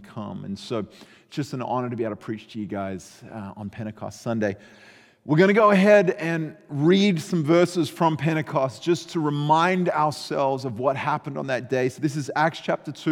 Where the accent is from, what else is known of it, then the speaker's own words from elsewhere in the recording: Australia; I grew up in Australia